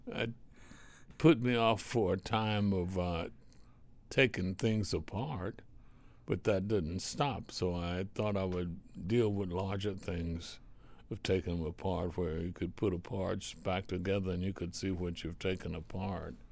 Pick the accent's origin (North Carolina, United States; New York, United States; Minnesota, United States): North Carolina, United States; Reidsville; little small town in North Carolina, Reedsville, the home of the Lucky Strike cigarette